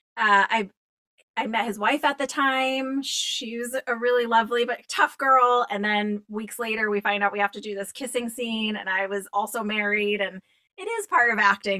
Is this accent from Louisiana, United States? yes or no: no; Boston, Massachusetts, United States; I grew up in Boston